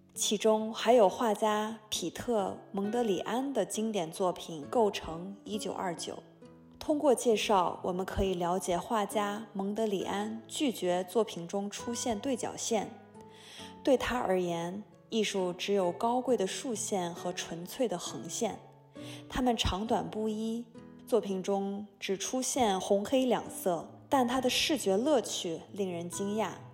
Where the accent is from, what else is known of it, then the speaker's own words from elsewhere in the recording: Hohhot, Inner Mongolia, China; now in Orlando, United States; 蒙古族，我来自内蒙古呼和浩特，现居住在美国佛罗里达州奥兰多。我是一名平面设计师、插画师